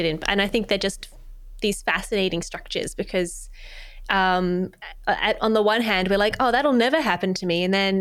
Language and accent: English; Australia; being an Australian